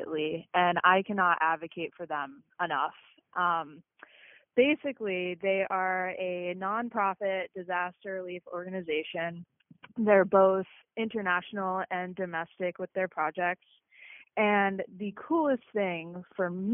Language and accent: English; Maine, United States; also born or lived in Massachusetts; I am originally from Massachusetts, but mostly raised in a small town in Maine.